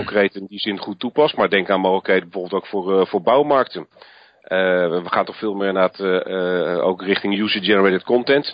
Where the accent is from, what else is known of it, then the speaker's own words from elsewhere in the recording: Netherlands; wij Nederlanders natuurlijk een, een andere cultuur hebben